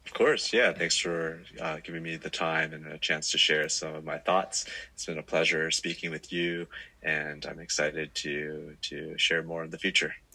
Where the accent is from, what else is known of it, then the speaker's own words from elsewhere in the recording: Silicon Valley, California, United States; moved away as an adult; now in Singapore; I grew up in the Silicon Valley